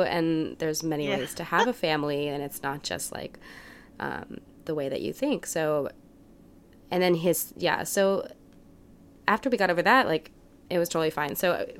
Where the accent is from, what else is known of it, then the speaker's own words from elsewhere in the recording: New Orleans, Louisiana, United States; born there; also born or lived in Dallas, Texas / Massachusetts; I was born in New Orleans, and I lived in Dallas, Texas for a while. I spent my high school years in Massachusetts at a boarding school